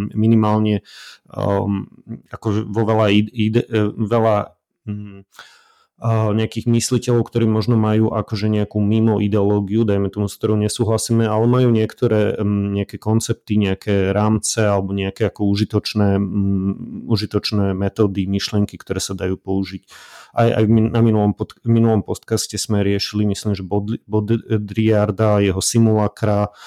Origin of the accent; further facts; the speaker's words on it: Slovakia; ako Slovák